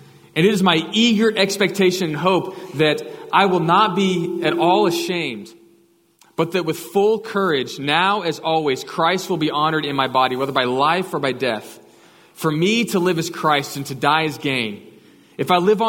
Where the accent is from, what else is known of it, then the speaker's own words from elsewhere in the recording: Katy, Texas, United States; I grew up just outside of Houston in Katy, west side